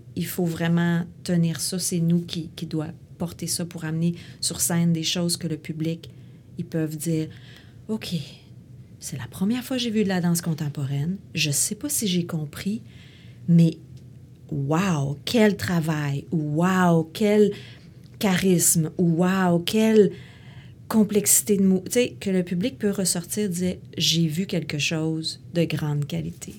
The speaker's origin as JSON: {"language": "French", "town": "Quebec City", "region": "Quebec", "country": "Canada", "tie": "born or raised there", "said": "Moi, je viens de Québec. Je suis née à Québec."}